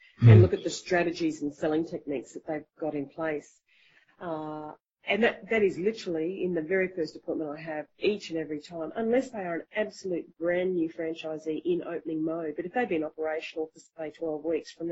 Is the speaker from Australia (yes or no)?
yes; Australia; being an Australian